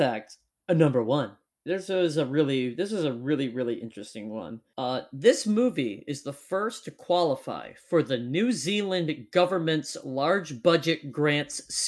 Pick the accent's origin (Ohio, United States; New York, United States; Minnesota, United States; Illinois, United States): Minnesota, United States; We are not Canadian, we are Minnesotan